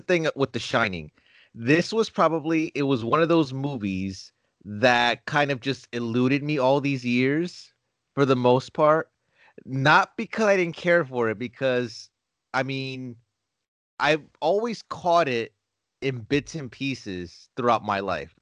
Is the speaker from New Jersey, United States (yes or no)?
yes; Newark, New Jersey, United States; my hometown of Newark, New Jersey